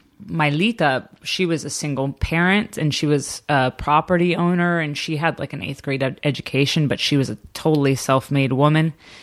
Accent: San Diego, California, United States; So I live 10 minutes north of the Mexican border. Like you could see Mexico from different people's houses.

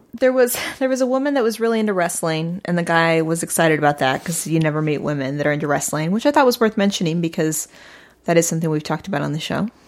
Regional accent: St. Louis, Missouri, United States; I grew up in Saint Louis, Missouri

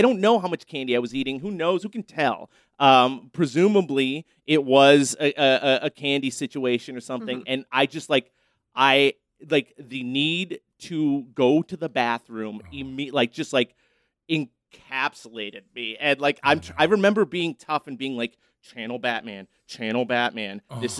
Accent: Erie, Pennsylvania, United States; I grew up in Erie, Pennsylvania, so it was always cold around Halloween, like very cold.

